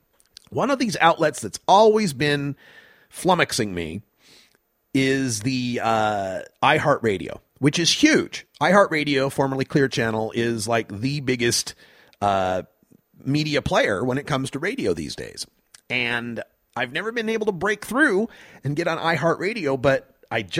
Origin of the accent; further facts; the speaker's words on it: Idaho, United States; I grew up in Idaho